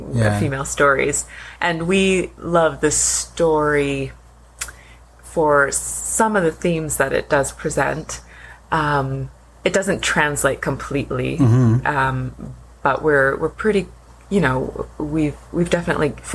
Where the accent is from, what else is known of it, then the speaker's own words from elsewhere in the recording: Newmarket, Ontario, Canada; I grew up in Newmarket, north of here